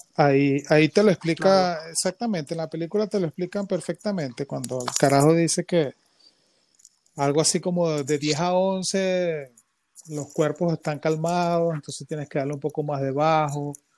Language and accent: Spanish; San Felipe, Yaracuy, Venezuela; yo soy de San Felipe, ¿qué tal? Yo era un chamito